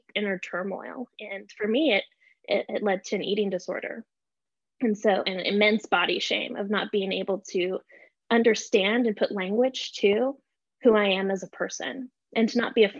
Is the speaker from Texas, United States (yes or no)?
yes; El Paso, Texas, United States; I grew up in El Paso, Texas.